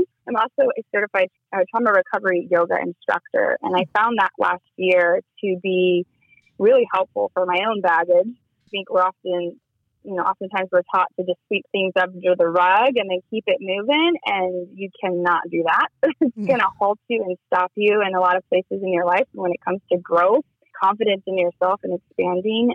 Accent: Kansas City, United States; moved away; also born or lived in Las Vegas; I grew up in Kansas City.

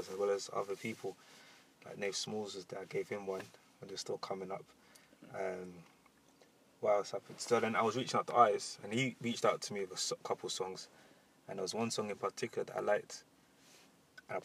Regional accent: London, United Kingdom; moved away as an adult; now in Birmingham, United Kingdom; I'm from Southeast London. Yeah, right by the river.

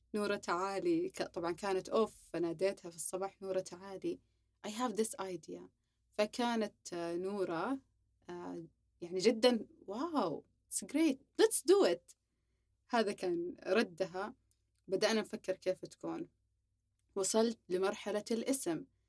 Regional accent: Saudi Arabia; سعودي صافي تربينا في السعودية درسنا في السعودية جميع مراحلنا في السعودية

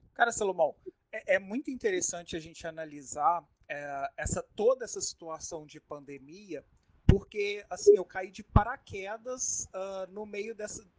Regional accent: Minas Gerais, Brazil; now in Manaus, Brazil; eu não sou eu não sou manauara, eu não sou amazonense, eu vim lá de Minas Gerais

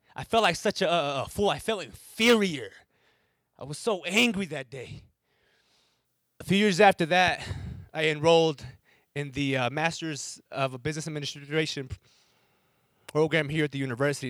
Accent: Wisconsin, United States; first language English; I'm from Wisconsin

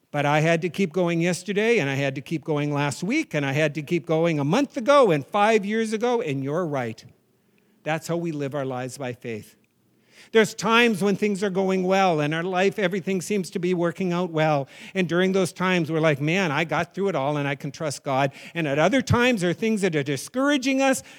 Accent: New England, United States; I'm from New England

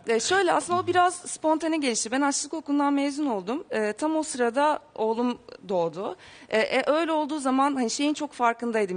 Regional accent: Bursa, Turkey; Bursalıyız. Bursa'da yaşıyorduk.

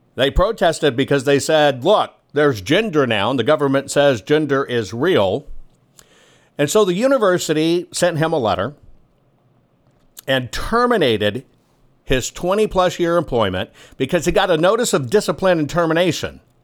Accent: San Antonio, Texas, United States; In San Antonio, Texas, which is literally my hometown, it's where I spent all of my developmental years

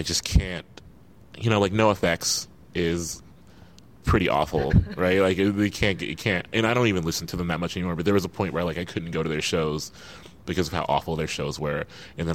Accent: Midwest, United States; I come from the Midwest

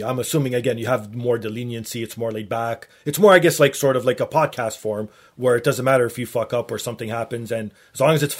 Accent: Toronto, Ontario, Canada; accent: Torontonian; being from the Toronto area

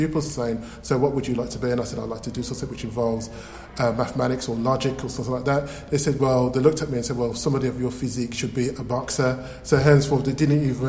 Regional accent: Birmingham, West Midlands, United Kingdom; accent: Birmingham; Yes, I'm from Birmingham. I can say I have a Birmingham accent.

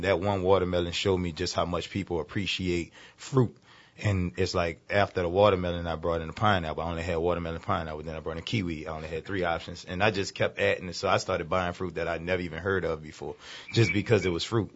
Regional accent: New Orleans, Louisiana, United States; I'm from New Orleans born and raised

